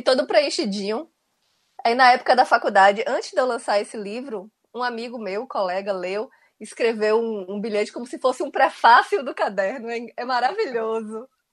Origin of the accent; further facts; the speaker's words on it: Itabuna, Bahia, Brazil; eu sou de Itabuna